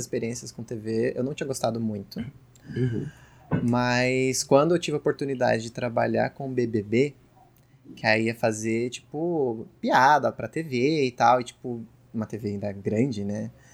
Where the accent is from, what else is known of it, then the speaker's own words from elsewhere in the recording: São Paulo, Brazil; eu sou de São Paulo